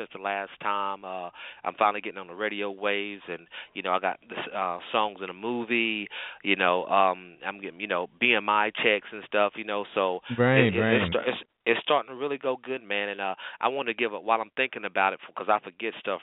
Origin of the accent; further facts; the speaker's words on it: North Carolina, United States; I'm from North Carolina